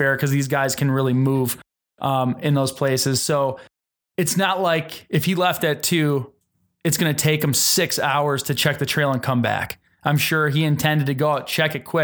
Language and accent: English; Wisconsin, United States; We're from Wisconsin